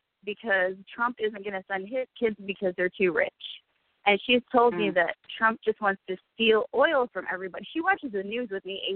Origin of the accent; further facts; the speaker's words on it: Ann Arbor, Michigan, United States; I am from Ann Arbor